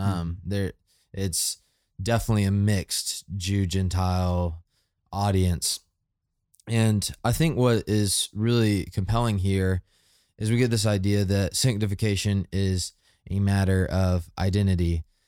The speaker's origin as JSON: {"language": "English", "country": "United States", "said": "I am American"}